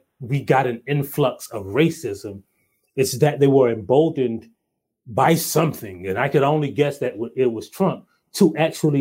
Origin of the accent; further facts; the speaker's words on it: Hartsville, South Carolina, United States; I grew up in Hartsville, South Carolina, a little town called Hartsville, South Carolina.